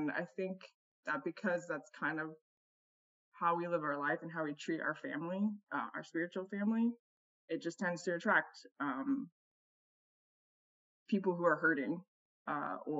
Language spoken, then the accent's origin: English; Ohio, United States; moved away as an adult; also born or lived in Chicago; now in Portland, United States; We're originally from the Midwest. We're Ohioans, and we moved to Portland